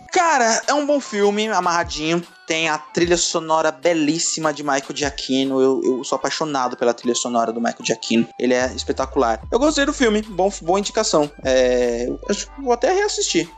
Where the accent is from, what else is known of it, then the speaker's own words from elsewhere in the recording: São Paulo, Brazil; accent: paulista; só tenho sotaque de paulista mesmo